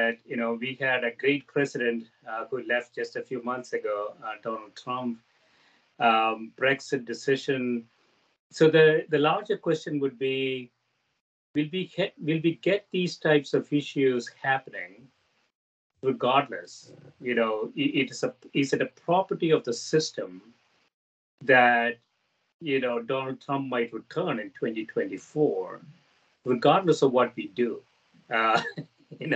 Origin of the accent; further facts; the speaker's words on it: South India, India; moved away as an adult; now in United States; I grew up in South India. I grew up as a Catholic in South India. I came to the U.S. to go to graduate schools